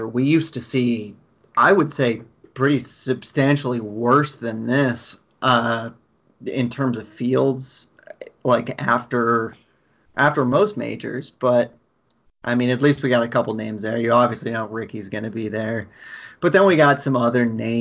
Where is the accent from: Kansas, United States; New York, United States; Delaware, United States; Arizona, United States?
New York, United States; Rochester; grew up in Rochester, New York, and there's like five or six Donald Ross designs right around me.